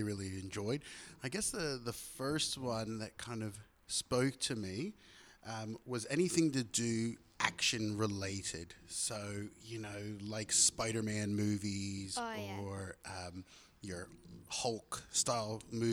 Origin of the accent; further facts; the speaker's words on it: Philadelphia, Pennsylvania, United States; now in Australia; my hometown team was called the Philadelphia Eagles